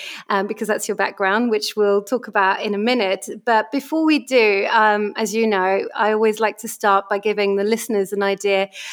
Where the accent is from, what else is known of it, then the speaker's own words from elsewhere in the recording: France; growing up in France